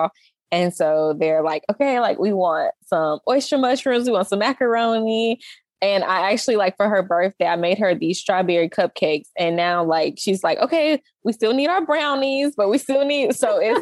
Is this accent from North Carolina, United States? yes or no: yes; Charlotte, North Carolina, United States; moved away as an adult; also born or lived in Michigan; now in Texas, United States; I grew up in Charlotte, North Carolina